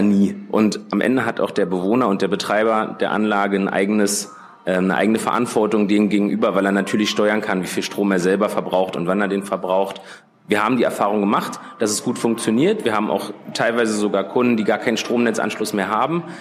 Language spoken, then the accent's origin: German; Berlin, Germany; Ich bin geboren und aufgewachsen in Berlin